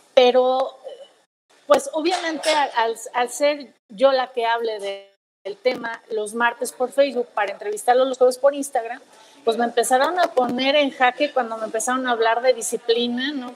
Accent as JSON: {"language": "Spanish", "country": "Mexico", "said": "como mexicanos"}